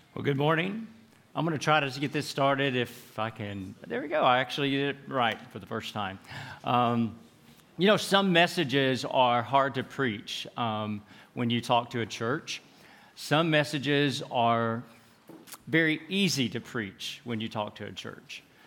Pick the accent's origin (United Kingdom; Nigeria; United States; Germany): United States; in the United States where I'm from